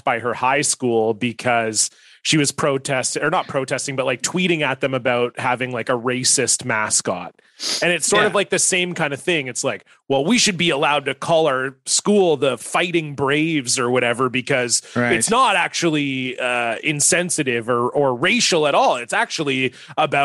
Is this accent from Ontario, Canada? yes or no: yes; Ontario, Canada; now in United States; I grew up in Ontario, and that was how we pronounced it growing up